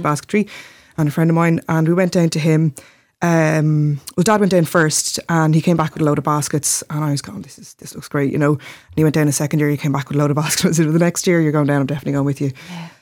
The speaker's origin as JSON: {"language": "English", "town": "Glendalough", "region": "Leinster", "country": "Ireland", "tie": "born or raised there", "said": "growing up in Glendalough"}